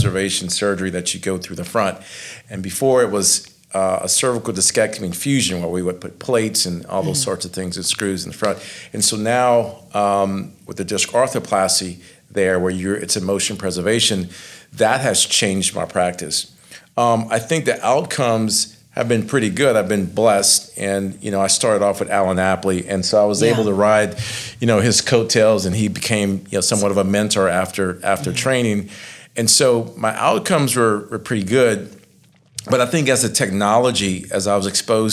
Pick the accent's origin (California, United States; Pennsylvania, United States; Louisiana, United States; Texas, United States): Louisiana, United States; Lafayette; I'm from Lafayette